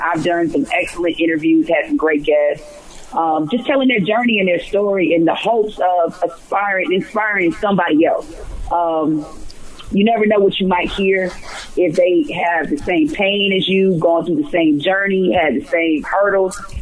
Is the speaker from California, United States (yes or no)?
no; Atlanta, Georgia, United States; growing up in Atlanta and just knowing so many different civil rights leaders in this um, city